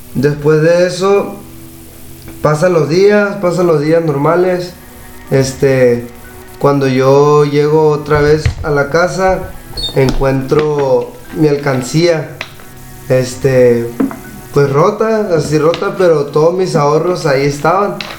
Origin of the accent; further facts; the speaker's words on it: La Paz, Baja California Sur, Mexico; Yo soy aquí de La Paz, la colonia de la Vista